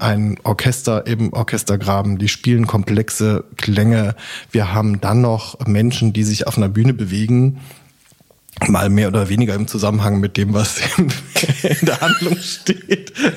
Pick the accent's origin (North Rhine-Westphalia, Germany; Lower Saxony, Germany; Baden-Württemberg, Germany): Baden-Württemberg, Germany; near Basel; also born or lived in Koblenz; now in Leipzig, Germany; Also erstens bin ich in Koblenz nur geboren, ich bin dann in Südbaden aufgewachsen, in der ja. Nähe von Basel